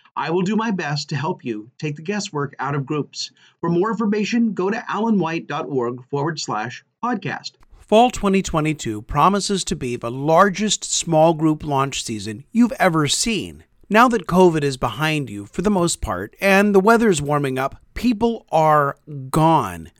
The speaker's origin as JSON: {"language": "English", "town": "Topeka", "region": "Kansas", "country": "United States", "tie": "born or raised there", "moved": "as an adult", "said": "Our family recently moved back to my hometown of Topeka, Kansas. We attend the church where I grew up"}